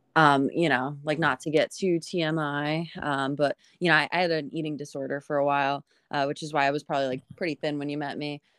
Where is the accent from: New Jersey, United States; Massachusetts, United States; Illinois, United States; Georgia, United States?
New Jersey, United States; Northern; I grew up in, um, in Northern Jersey. Um, so I'm, I'm from the area that I am in now